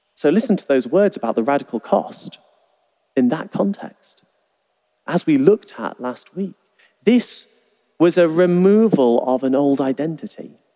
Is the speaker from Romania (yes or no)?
no; England, United Kingdom; we're from England